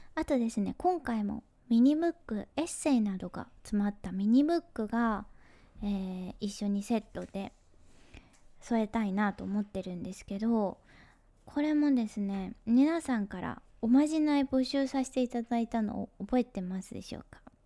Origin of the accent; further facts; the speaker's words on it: Hyogo, Japan; moved away; 生まれ育ったのが兵庫県なんですけど